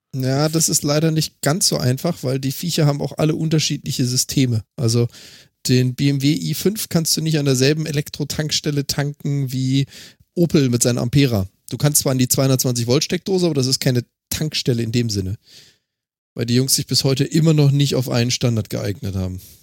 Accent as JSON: {"language": "German", "town": "Freiburg im Breisgau", "region": "Baden-Württemberg", "country": "Germany", "tie": "born or raised there", "said": "meine Heimatstadt Freiburg im Breisgau"}